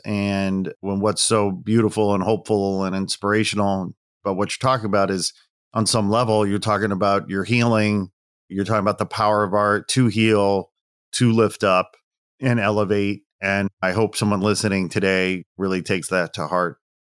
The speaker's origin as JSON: {"language": "English", "region": "Midwest", "country": "United States", "also_born_or_lived": "California", "moved": "as an adult", "lives_now": "Los Angeles, United States", "said": "Midwest boy, really. I'm proud Midwesterner"}